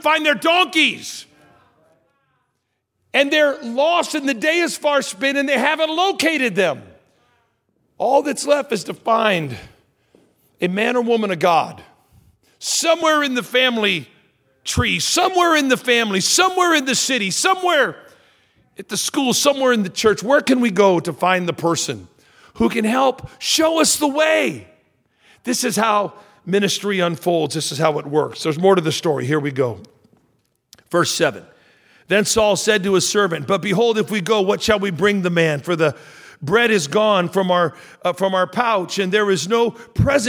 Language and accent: English; Redding, California, United States; also born or lived in Sacramento, California; We were living in Redding, California. I was going into my senior year of high school